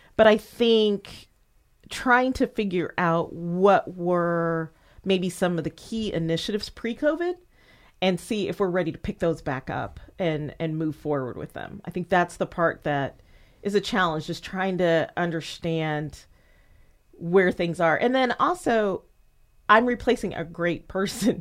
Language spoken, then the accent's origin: English; Indianapolis, Indiana, United States; moved away; also born or lived in Murfreesboro, Tennessee; my hometown